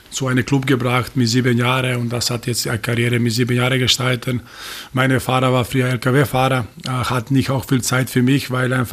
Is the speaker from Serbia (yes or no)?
yes; Serbia; German is a second language; Ich habe damals dann nach einem Jahr in Rapid äh, zurück in meine Heimat äh, gekommen